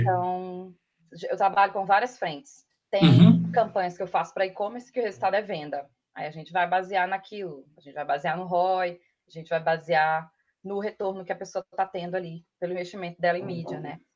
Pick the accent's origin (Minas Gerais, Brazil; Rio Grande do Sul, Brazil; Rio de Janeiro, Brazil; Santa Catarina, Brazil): Minas Gerais, Brazil; Matozinhos; accent: mineiro; moved away as an adult; also born or lived in Sete Lagoas / Belo Horizonte / Pedro Leopoldo; now in São Paulo, Brazil; sou de Matozinhos, nasci em Matozinhos